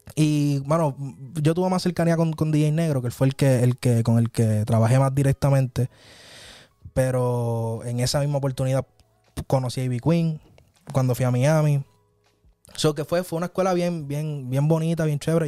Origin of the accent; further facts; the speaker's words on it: San Germán, Puerto Rico; en mi pueblo, en San Germán